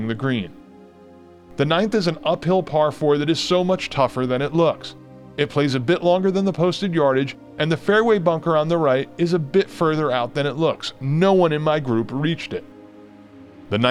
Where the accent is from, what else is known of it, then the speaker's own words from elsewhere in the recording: Northeast, United States; now in Southern Pines, United States; many courses I grew up with in the Northeast